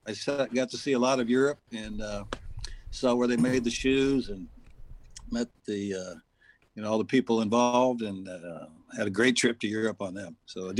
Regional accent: San Jose, California, United States; moved away; I grew up in San Jose, California. So it was a hell of a lot different back in the 60s and early 70s before I left. So it was a nice place to grow up, but I'm glad I'm out.

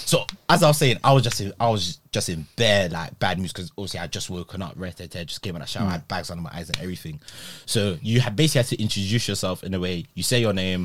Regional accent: Nigeria; I'm from Nigeria.

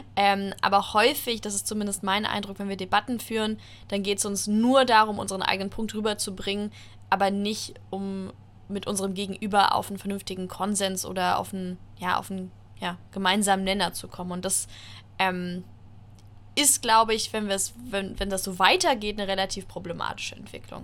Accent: Germany; wir ähm, als Deutsche

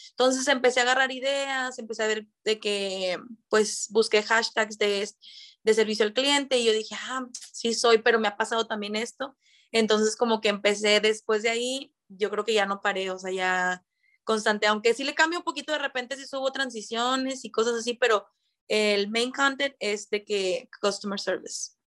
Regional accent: Monterrey, Nuevo León, Mexico; also born or lived in Santa Catarina; estoy viviendo en Monterrey, soy de aquí, nacida en Monterrey

